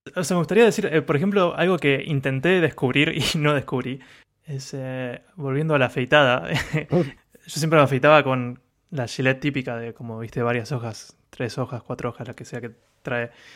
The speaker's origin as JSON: {"language": "Spanish", "country": "Argentina", "moved": "yes", "lives_now": "Japan", "said": "como argentino"}